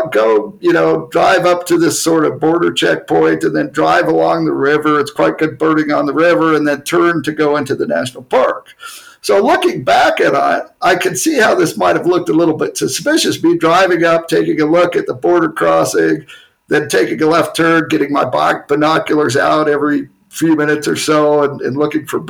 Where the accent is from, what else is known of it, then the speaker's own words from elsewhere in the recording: United States; I'm American